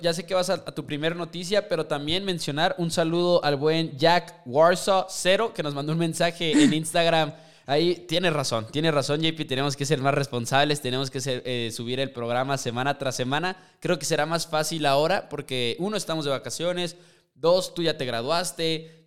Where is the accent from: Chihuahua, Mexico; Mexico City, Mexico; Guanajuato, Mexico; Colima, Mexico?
Chihuahua, Mexico; somos de Chihuahua, entonces estamos cerca de la frontera